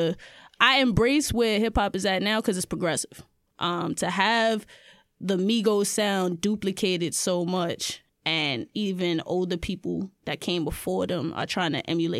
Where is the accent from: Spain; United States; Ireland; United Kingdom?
United States; New York City, New York; I'm from the Bronx too